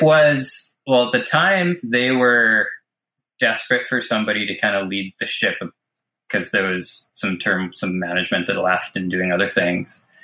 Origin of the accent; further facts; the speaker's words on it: Mission, British Columbia, Canada; I was born in Mission, British Columbia, and grew up here